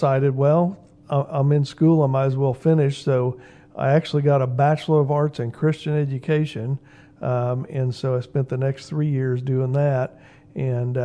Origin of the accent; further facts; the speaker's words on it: Knox County, Indiana, United States; also born or lived in Crawfordsville, Indiana; I was not born in Knox County, but moved here after 1 year of living in Montgomery County. I was born in Crawfordsville